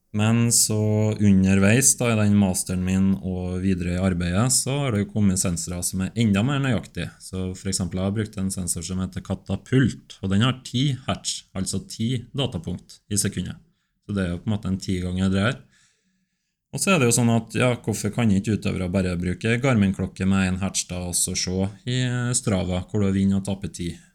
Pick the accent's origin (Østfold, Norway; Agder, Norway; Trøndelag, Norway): Trøndelag, Norway; Steinkjer; Jeg er fra Steinkjer